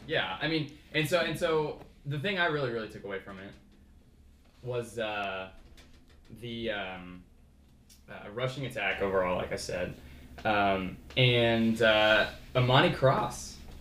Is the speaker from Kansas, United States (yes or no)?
yes; Kansas, United States; I'm from Kansas